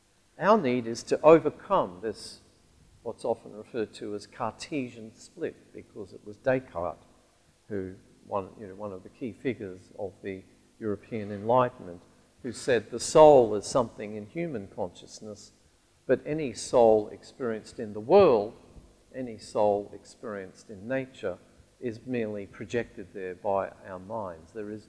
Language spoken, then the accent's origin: English; Alice Springs, Northern Territory, Australia; born or raised there; moved away